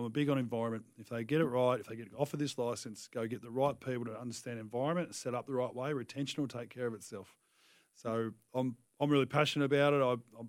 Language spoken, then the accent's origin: English; Tasmania, Australia; moved away as an adult; now in Adelaide, Australia; I'm from Tassie and I coach